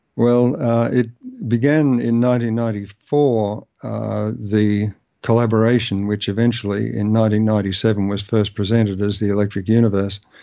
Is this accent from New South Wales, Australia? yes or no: no; Melbourne, Victoria, Australia; moved away as an adult; also born or lived in Canberra; I moved from Melbourne, my, my, uh, the home where I grew up